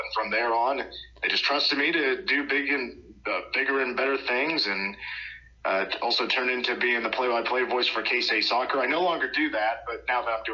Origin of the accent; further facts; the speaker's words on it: Manhattan, Kansas, United States; I'm from Manhattan originally. I was born here right across the street from the stadium.